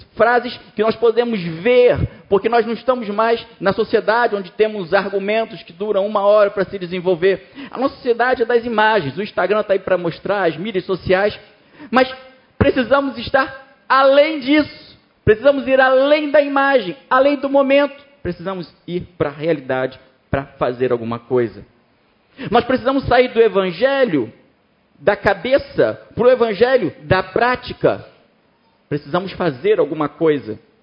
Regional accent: Brazil; now in France; Eu sou brasileiro ainda

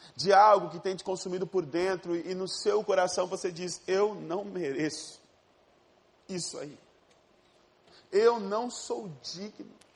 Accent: Ariquemes, Rondônia, Brazil; moved away; eu não sou do Rio de Janeiro, eu sou de Rondônia, de uma cidade chamada Ariquemes

